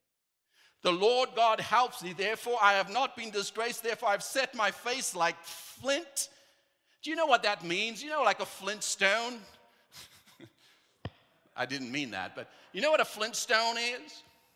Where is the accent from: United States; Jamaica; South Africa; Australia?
South Africa; moved away; back home, I'm from South Africa